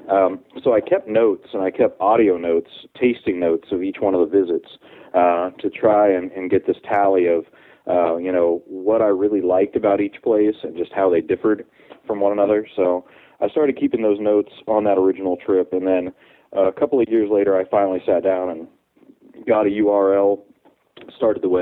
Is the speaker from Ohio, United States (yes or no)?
yes; Ohio, United States; moved away as an adult; also born or lived in New Orleans, Louisiana; now in Texas, United States; Well, I'm originally from Ohio, and I went to college in uh, New Orleans at Tulane.